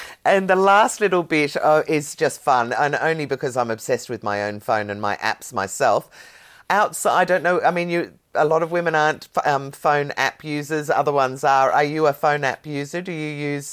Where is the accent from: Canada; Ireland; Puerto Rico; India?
Ireland; now in Australia; I'm Irish. I love that. I was born, bred, and married there.